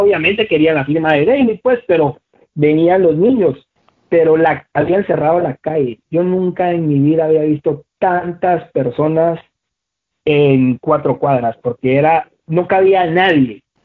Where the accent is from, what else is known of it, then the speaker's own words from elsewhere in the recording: Guatemala; mi país